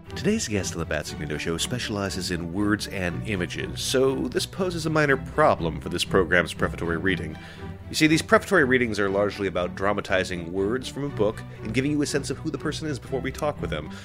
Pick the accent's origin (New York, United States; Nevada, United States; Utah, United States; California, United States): California, United States; Santa Clara; now in Brooklyn, United States; I was born in Santa Clara